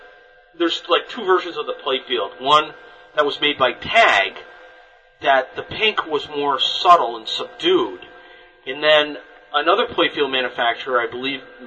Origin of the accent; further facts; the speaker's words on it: United States; being an American